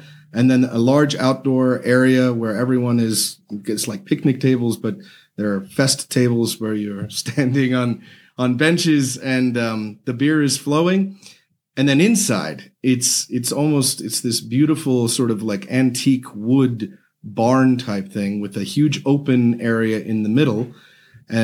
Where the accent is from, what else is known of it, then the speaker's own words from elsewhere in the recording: United States; As an American